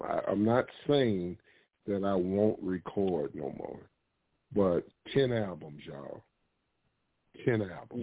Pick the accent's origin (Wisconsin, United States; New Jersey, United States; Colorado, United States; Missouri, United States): Missouri, United States; St. Louis; Born and raised in St. Louis, Missouri, uh, but been around the world.